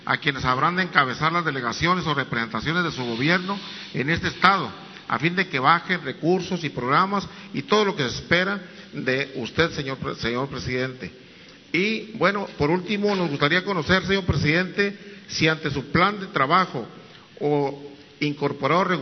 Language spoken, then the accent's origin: Spanish; Baja California Sur, Mexico